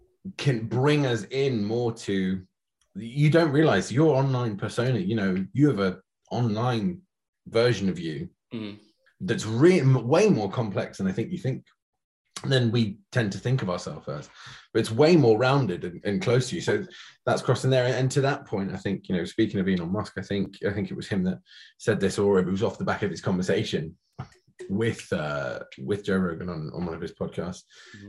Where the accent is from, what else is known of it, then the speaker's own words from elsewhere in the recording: Scotland, United Kingdom; we're both from Scotland. I probably don't sound it, but I promise you I am.